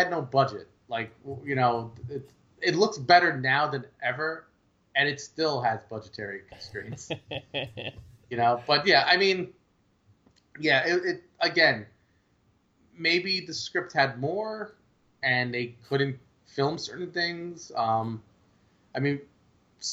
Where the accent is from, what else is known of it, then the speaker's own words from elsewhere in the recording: New York City, New York, United States; when I grew up around in Brooklyn.